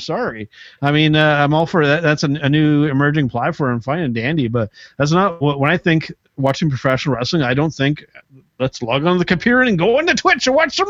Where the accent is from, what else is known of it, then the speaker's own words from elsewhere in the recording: Canada; as a Canadian wrestling fan